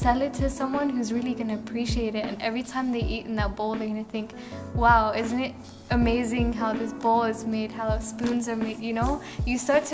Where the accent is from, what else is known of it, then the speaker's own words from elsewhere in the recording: England, United Kingdom; I'm from England, so I don't really know much about my culture at all